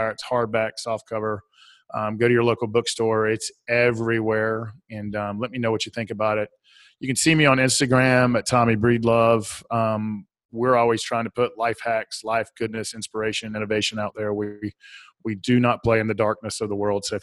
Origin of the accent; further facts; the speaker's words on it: Southern United States, United States; accent: Southern; I'll spell it for my Southern accent